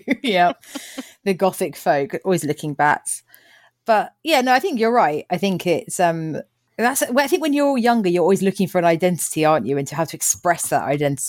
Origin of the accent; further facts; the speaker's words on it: Bookham, South East England, United Kingdom; a young girl growing up in Bookham